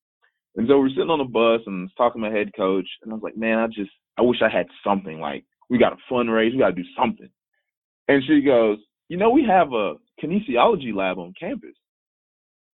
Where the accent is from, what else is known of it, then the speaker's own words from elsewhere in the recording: Tallahassee, Florida, United States; moved away as an adult; now in San Antonio, United States; working at a facility at my hometown in Tallahassee